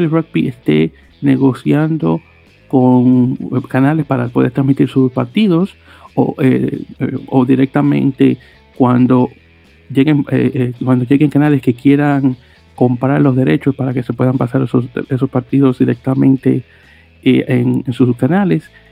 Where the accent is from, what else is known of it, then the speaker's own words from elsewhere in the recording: New York, United States; como neoyorquino que soy